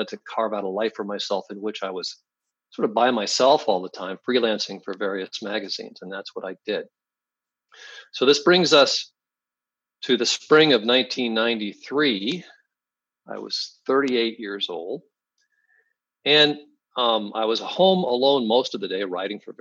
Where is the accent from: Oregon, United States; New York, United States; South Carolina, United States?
Oregon, United States; Salem; also born or lived in Eugene, Oregon; I grew up in Oregon, high school in Salem, college in Eugene